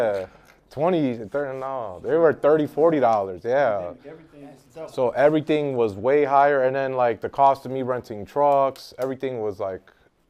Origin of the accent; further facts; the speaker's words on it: Chicago, Illinois, United States; moved away as an adult; also born or lived in Minnesota; I grew up on the South Side. I lived by Marquette Park most of my life and by Fort City Mall growing up.